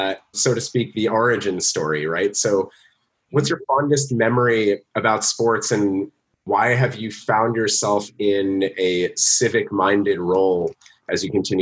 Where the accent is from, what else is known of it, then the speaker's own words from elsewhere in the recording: Northeast, United States; I grew up in the Northeast